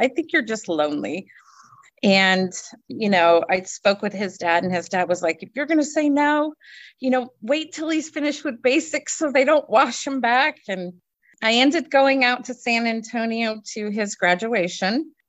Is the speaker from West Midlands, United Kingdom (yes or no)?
no; Newmarket, East of England, United Kingdom; born there; And I was actually born at the Newmarket Hospital because I was born over in England as well.